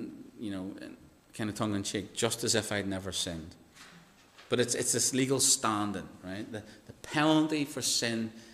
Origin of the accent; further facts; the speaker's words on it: Northern Ireland, United Kingdom; Mirror, when I say mirror as a Northern Irish person, it's very different to how you pleasant English people say mirror.